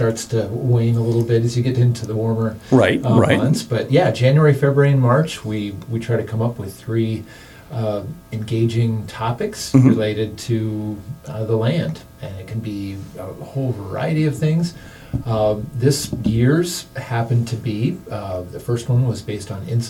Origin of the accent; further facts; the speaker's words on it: Moundridge, Kansas, United States; I grew up in McPherson County. I grew up in Mound Ridge.